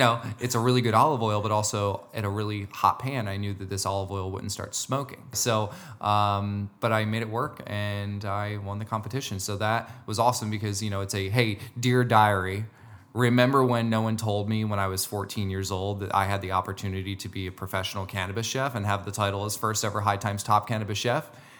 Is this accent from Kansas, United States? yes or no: no; New Jersey, United States; I'm from Jersey, so, you know.